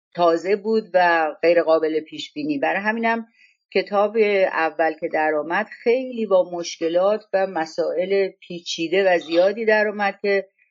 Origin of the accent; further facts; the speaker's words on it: Gorgan, Golestan, Iran; moved away as an adult; also born or lived in Tehran; من از گرگان بودم و آمدم تهران و دانشگاه میرفتم